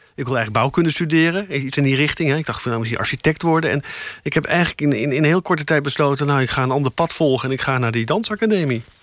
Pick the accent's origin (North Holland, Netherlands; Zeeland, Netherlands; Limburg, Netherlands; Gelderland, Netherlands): North Holland, Netherlands; Amstelveen; ik kwam uit Amstelveen. Ik had, ik, had, ik, ik had eerst op een nonnen kleuterschool gezeten